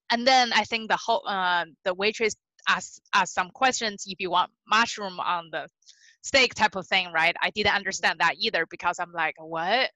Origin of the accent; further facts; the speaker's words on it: Beijing, China; English is a second language; moved away as an adult; also born or lived in California; now in United States; I was born and raised in Beijing, China